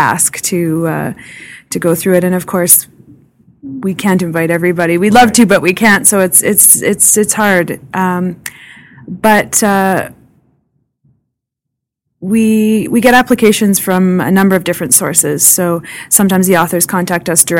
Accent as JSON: {"language": "English", "town": "Vernon", "region": "British Columbia", "country": "Canada", "moved": "yes", "lives_now": "Moose Jaw, Canada", "said": "I'm from Vernon, B.C. originally"}